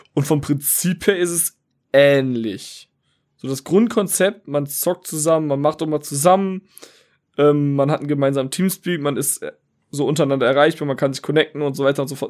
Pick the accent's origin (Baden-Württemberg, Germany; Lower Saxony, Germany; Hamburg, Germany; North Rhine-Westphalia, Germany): North Rhine-Westphalia, Germany; Wuppertal; ich komme aus Wuppertal